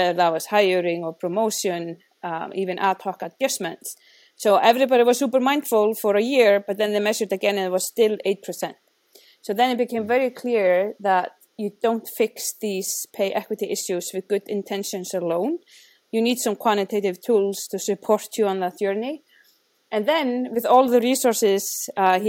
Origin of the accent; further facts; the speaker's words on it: Iceland; moved away; I'm from Iceland